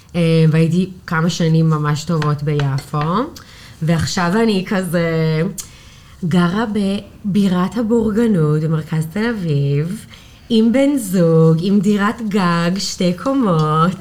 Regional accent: New York, United States; Hebrew is a second language; moved away as an adult; now in Tel Aviv, Israel; אני מניו יורק. אני בתל אביב, וואו, הקיץ זה עשר שנים

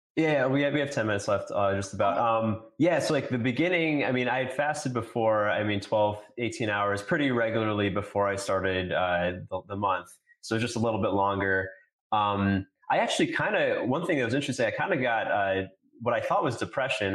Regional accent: New York, United States; I grew up in New York.

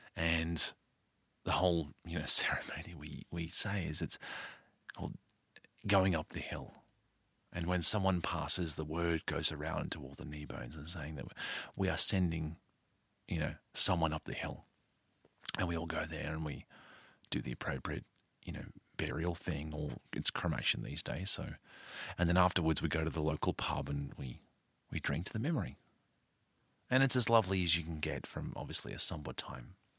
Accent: Australia; a kid growing up in Australia

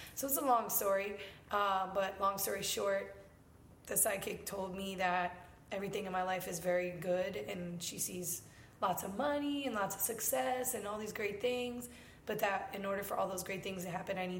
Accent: Tampa, Florida, United States; So I went to high school and the few years that I went to college for in Tampa. So I guess I'm from Tampa.

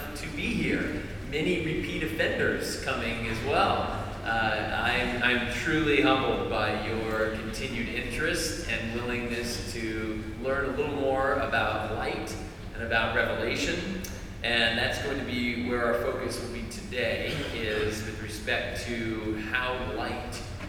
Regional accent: Arizona, United States; also born or lived in Georgia; now in North Carolina, United States; I'm from Arizona originally

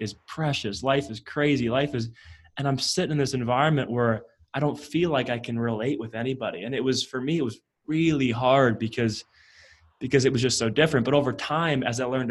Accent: Midwest, United States; I grew up in the Midwest of the United States.

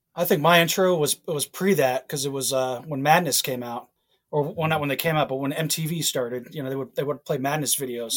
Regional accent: Fort Lauderdale, Florida, United States; I grew up in Fort Lauderdale

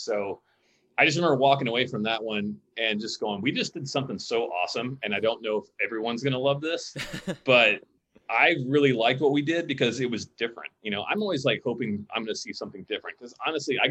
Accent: Pensacola, Florida, United States; now in Los Angeles, United States; I didn't grow up in Los Angeles. I grew up in Pensacola, Florida

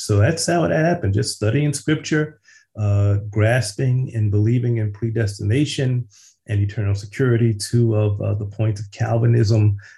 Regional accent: Philadelphia, Pennsylvania, United States; I was born and raised in West Philly.

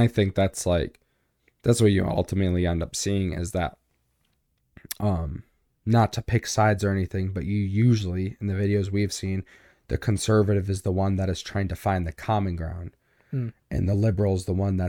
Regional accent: United States; I'm not from the South, but I definitely grew up in the whole like, well, I have a gun and I'm right because I'm American.

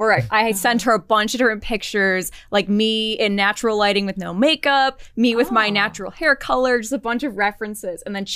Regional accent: Michigan, United States; moved away; back in Michigan, growing up in Michigan when it was like really cold during the winter.

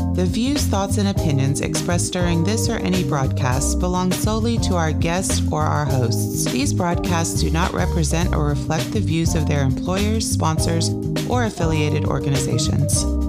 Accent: St. Louis, Missouri, United States; moved away as an adult; now in Houston, United States; I'm from St. Louis, Missouri

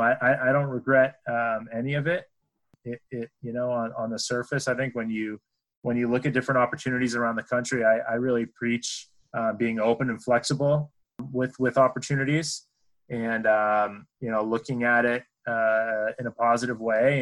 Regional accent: New Hampshire, United States; moved away; I grew up in New Hampshire

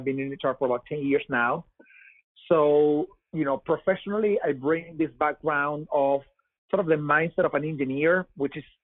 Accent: Venezuela; English is a second language; moved away as an adult; now in United States; you may tell by my accent that I am not from here. I'm from Venezuela. I moved to the U.S. 8 years ago

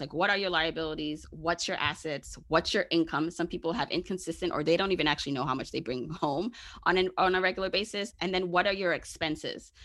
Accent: New York City, New York, United States; also born or lived in Jamaica; I am a regular smegula girl from Brooklyn

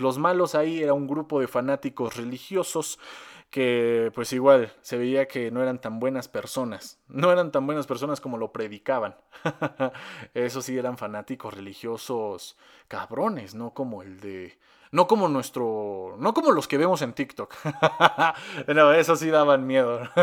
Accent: Mexico; yo estoy aquí en México, soy mexicano.

